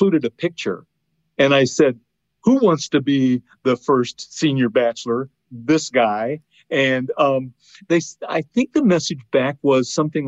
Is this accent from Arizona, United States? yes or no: no; Iowa, United States; moved away as an adult; now in Indiana, United States; I spent most of my life in Iowa along the Mississippi River